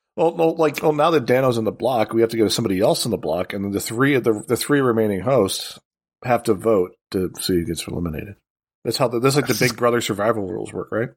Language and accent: English; Chicago, Illinois, United States; now in Michigan, United States; I grew up in Chicago